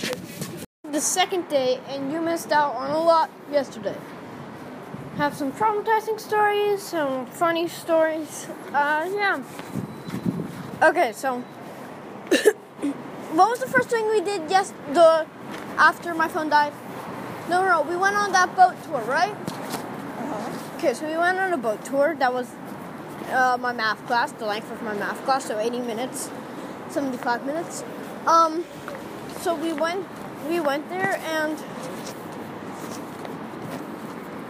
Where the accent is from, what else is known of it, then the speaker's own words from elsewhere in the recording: New York, United States; moved away; I'm a New Yorker